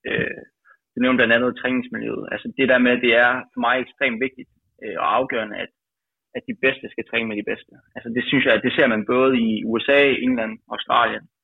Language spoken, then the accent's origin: Danish; Aalborg, North Denmark Region, Denmark; now in Aarhus, Denmark; selvom jeg er Aalborg-dreng, jeg bor jo i Aarhus nu, øh, og træner i Aarhus.